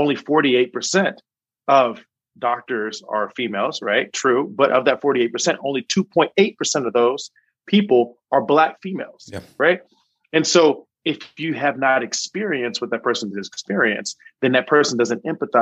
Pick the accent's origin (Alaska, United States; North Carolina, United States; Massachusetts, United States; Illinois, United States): North Carolina, United States; Charlotte; moved away as an adult; also born or lived in Chicago / New York; now in Mississippi, United States; I'm originally from Charlotte, North Carolina